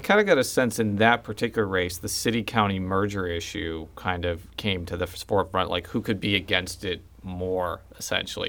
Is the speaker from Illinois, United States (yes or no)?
yes; Chicago, Illinois, United States; moved away; I'm from the Chicagoland area